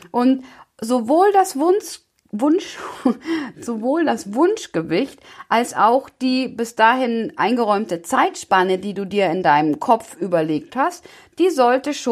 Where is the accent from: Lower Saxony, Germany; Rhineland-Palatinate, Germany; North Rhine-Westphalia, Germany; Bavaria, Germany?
Bavaria, Germany; ähm, ich komme aus Bayern, das heißt, ich bin auch ein Kind der Berge, von daher finde ich, passt diese Metapher ganz gut.